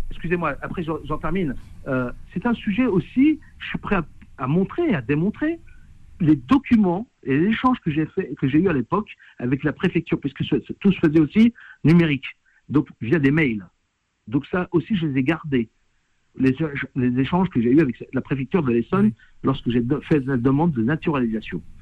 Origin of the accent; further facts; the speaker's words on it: Algeria; now in France; moi, étant algérien